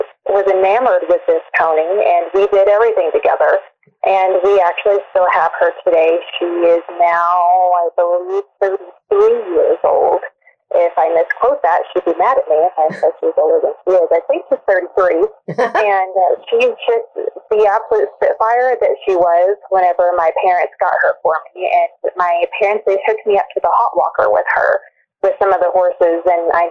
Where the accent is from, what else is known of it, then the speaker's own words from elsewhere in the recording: Oklahoma, United States; I'm originally from Oldsmobile, Oklahoma, and my parents had Appaloosa racehorses whenever I was brought into this world